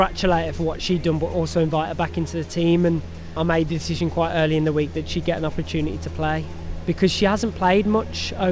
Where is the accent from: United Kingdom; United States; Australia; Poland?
United Kingdom; England; being English